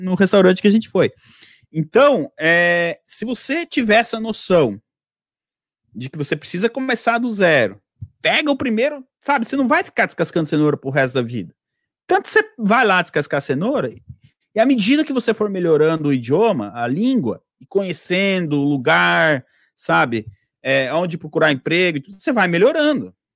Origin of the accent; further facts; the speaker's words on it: Brazil; moved away as an adult; also born or lived in Italy / England; now in United Kingdom; eu tinha 18 anos, 19, eu falei, meu, mas eu saí do Brasil